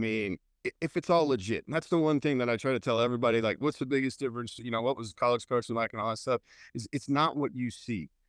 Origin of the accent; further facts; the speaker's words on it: Indiana, United States; moved away as an adult; also born or lived in Missouri / Denver, Colorado; now in Montgomery, Texas, United States; I was born and raised in Indiana